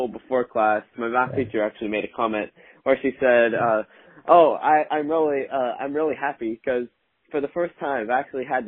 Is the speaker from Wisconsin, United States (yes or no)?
yes; Wisconsin, United States; moved away; I was born in Wisconsin, so I don't remember anything about Wisconsin in terms of going to church